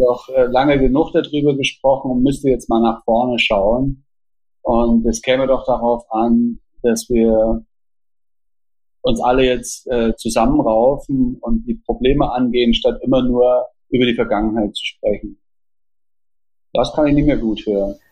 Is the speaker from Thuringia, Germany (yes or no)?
yes; Jena, Thuringia, Germany; also born or lived in Austria / Switzerland; in Jena Ost, wo ich aufgewachsen bin.